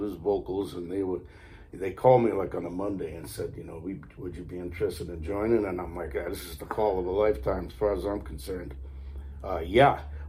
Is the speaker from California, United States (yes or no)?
no; Stonington, Connecticut, United States; also born or lived in Westerly, Rhode Island; now in Exeter, United States; I grew up about 3 miles, or not even 3 miles, a mile away from Westerly in Connecticut. On the shoreline, a little fishing village called Stonington.